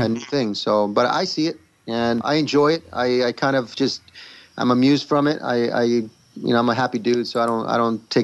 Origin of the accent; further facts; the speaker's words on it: Rome, Lazio, Italy; moved away; I'm a guy from Italy, born and raised in Rome.